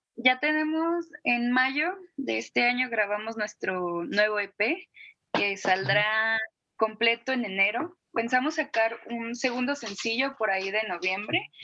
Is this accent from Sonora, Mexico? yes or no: no; Guadalajara, Jalisco, Mexico; yo soy de Guadalajara